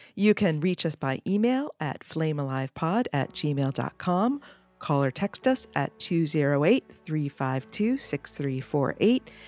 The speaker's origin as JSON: {"language": "English", "country": "United States", "said": "as an American"}